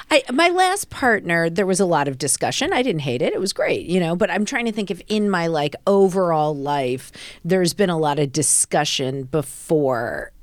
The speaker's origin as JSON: {"language": "English", "region": "Midwest", "country": "United States", "said": "I'm from the Midwest."}